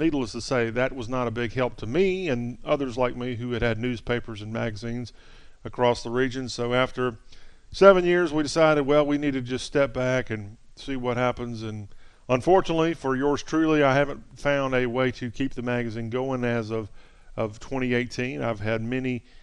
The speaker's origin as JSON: {"language": "English", "town": "Columbia", "region": "South Carolina", "country": "United States", "tie": "born or raised there", "also_born_or_lived": "Nashville", "moved": "as an adult", "said": "I was lucky enough to be born in South Carolina, and I grew up just outside of Columbia, South Carolina"}